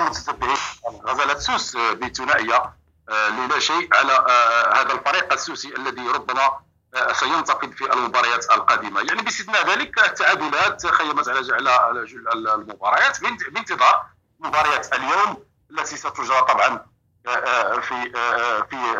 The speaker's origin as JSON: {"language": "Arabic", "country": "Morocco", "said": "يشرفنا كمغاربه"}